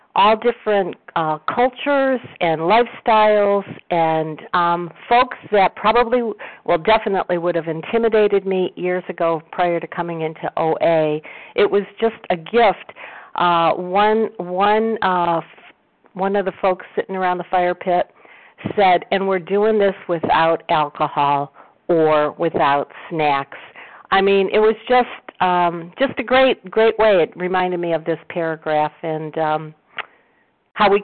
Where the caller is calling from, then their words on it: Cleveland, Ohio, United States; I'm calling from Cleveland.